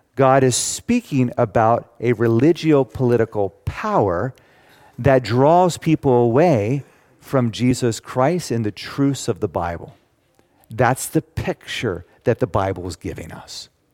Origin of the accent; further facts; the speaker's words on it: United States; I'm an American. I am very thankful to be a citizen of the United States.